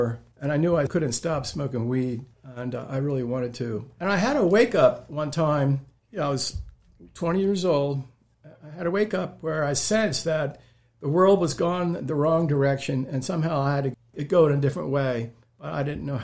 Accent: Pennsylvania, United States; accent: Pennsylvania; moved away; also born or lived in Thailand; We lived in Pennsylvania. You can tell by my accent

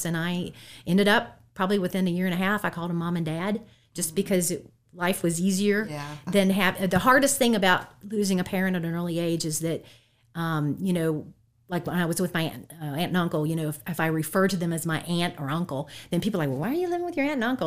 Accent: Harrisonburg, Virginia, United States; I've been here in the Valley uh, the whole time

